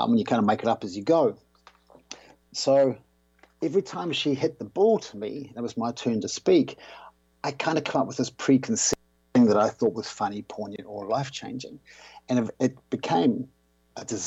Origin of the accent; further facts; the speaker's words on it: New Zealand; I grew up in New Zealand